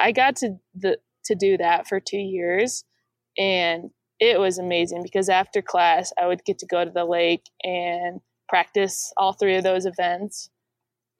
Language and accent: English; Iowa, United States; moved away as an adult; I moved back to my home in Iowa, my hometown in Iowa